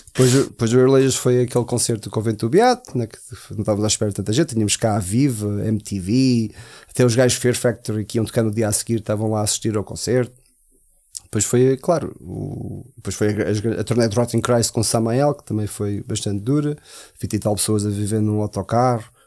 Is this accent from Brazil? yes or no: no; Portugal; also born or lived in United States / Germany; eu, eu sendo americano, mas tive. Né? A minha adolescência foi toda em, em Portugal